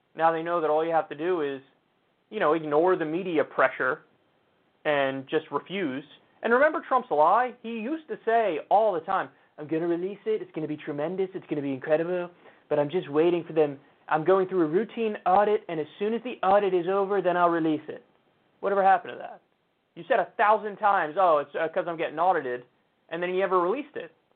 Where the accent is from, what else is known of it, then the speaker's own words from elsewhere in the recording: New York, United States; As a New Yorker